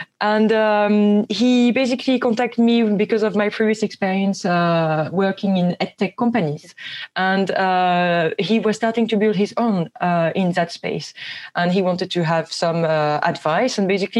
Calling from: London, United Kingdom

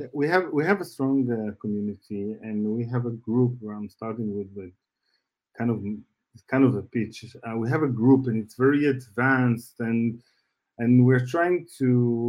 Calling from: Tel Aviv, Tel Aviv District, Israel; Yes, I am based in Israel.

